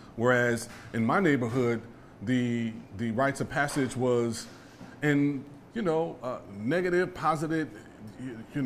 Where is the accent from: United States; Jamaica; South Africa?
United States; Los Angeles, California; I was from the Jordan Downs, I was automatically associated with being from Grape Street